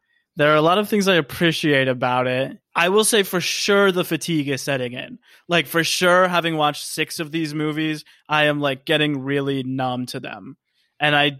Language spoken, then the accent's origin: English; North Carolina, United States; I'm from North Carolina